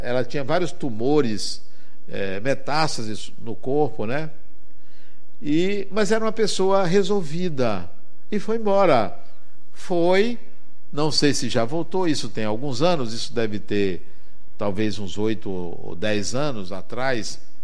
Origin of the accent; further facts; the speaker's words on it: Brazil; Eu venho do Brasil, e onde eu moro é muito quente